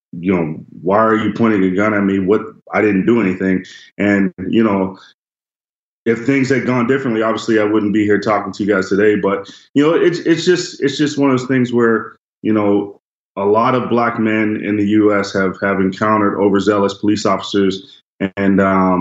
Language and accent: English; Johnstown, Pennsylvania, United States; now in Canada; Growing up in Johnstown, Pennsylvania, I love my hometown, but at the same time, I grew up right down the street from the Grand Dragon of the Ku Klux Klan